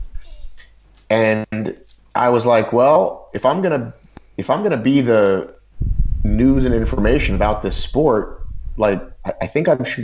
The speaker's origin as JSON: {"language": "English", "country": "United States", "said": "you could sort of think of me as an American"}